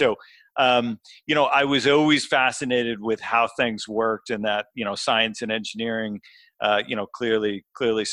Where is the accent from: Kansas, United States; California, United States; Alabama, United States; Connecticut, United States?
Connecticut, United States; northwest; I grew up in a small town in Connecticut, so actually close to the Massachusetts and New York State border, so the northwest corner.